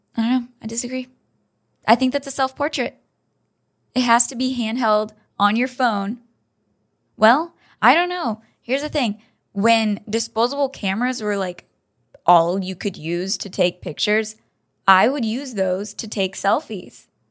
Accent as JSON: {"language": "English", "country": "United States", "said": "I'm an American"}